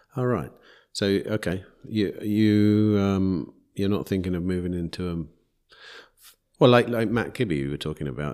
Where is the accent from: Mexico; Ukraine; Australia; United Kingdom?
United Kingdom; England; I'm an English person.